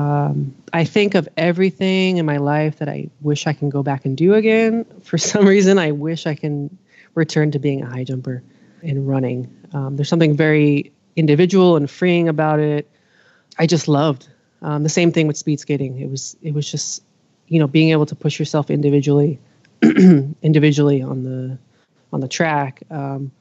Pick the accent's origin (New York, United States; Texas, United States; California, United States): New York, United States; also born or lived in Israel; now in Los Angeles, United States; between New York and Israel, my younger years definitely in Queens, New York, and in throughout the city